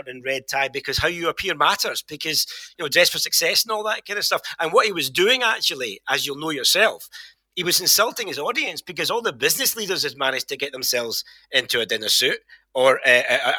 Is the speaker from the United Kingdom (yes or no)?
yes; Glasgow, Scotland, United Kingdom; Well, I am a short, broad Glaswegian. This is my posh southern accent for now.